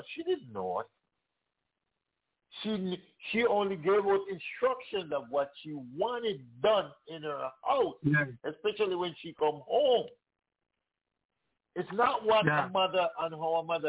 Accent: Canada; now in Florida, United States; we grew up in Canada

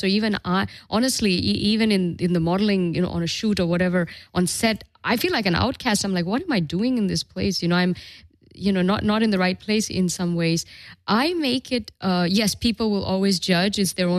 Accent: Dubai, United Arab Emirates; also born or lived in Europe; You know, I grew up in Dubai and the Middle East, and it was all Islamic. And then I lived in Europe. It's all very Christian.

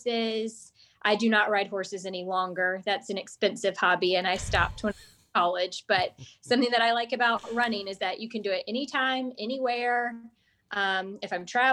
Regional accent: Charlotte, North Carolina, United States; also born or lived in Weddington, North Carolina / Baltimore, Maryland; I grew up in Charlotte and then went away for college and grad school

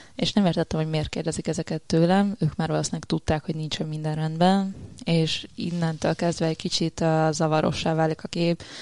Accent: Szombathely, Vas, Hungary; szombathelyi vagyok

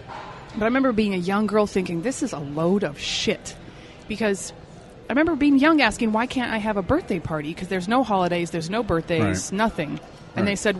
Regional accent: Salt Lake City, Utah, United States; We grew up in Section 8 houses.

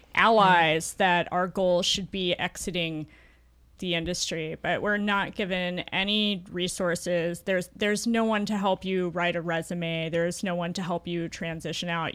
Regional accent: the South, United States; now in Portland, United States; I'm from the South originally

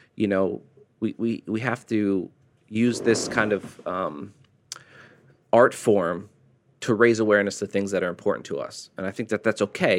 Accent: United States; As an American

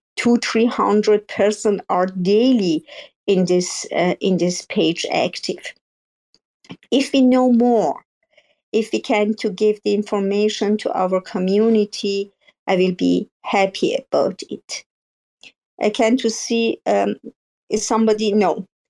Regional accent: Iran; English is a second language; now in Germany

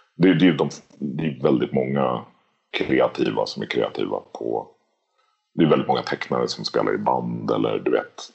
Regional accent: Lidingö, Stockholm County, Sweden; Jag är uppväxt på Lidingö i, utanför Stockholm

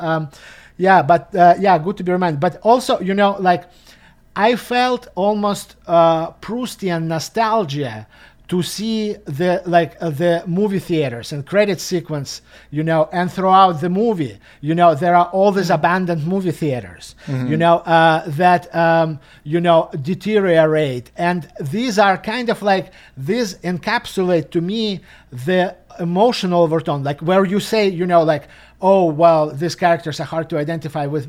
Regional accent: Russia; moved away; growing up in Russia, you know, in the 90s

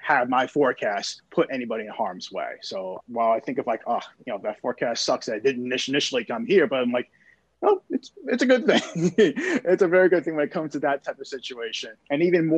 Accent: New York City, New York, United States; now in Houston, United States; I'm from New York City, so right. I am a Yankee fan.

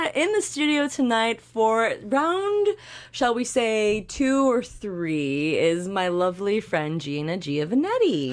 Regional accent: Canada; as a Canadian

